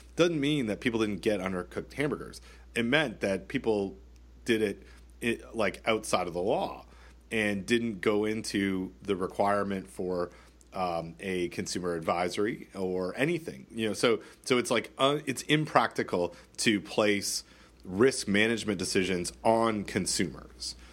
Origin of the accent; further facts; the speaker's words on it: Canada; I'm Canadian